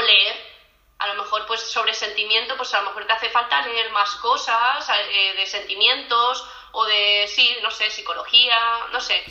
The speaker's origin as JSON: {"language": "Spanish", "town": "Premià de Mar", "region": "Catalonia", "country": "Spain", "also_born_or_lived": "Edinburgh", "moved": "as an adult", "lives_now": "Utrecht, Netherlands", "said": "soy de un pueblecito cerca de Barcelona, de Premia de Mar"}